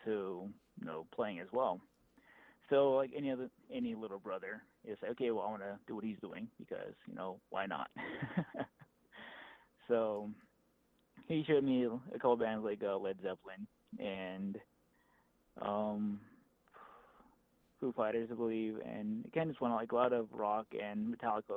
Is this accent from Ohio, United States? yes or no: no; Tuba City, Arizona, United States; moved away as an adult; also born or lived in Flagstaff, Arizona; now in Scottsdale, United States; I grew up in Tuba City. I lived there until I was about 18 or 19 years old, and then I moved out to Flagstaff for a few years